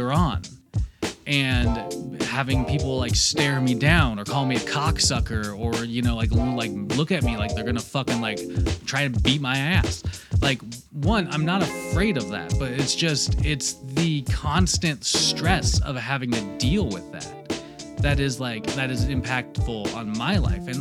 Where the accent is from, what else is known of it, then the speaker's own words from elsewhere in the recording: Washington, United States; Washington, my home state